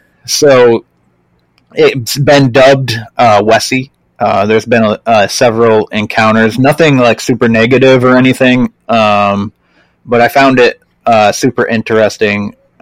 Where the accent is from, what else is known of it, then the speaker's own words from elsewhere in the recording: Maine, United States; I'm from Maine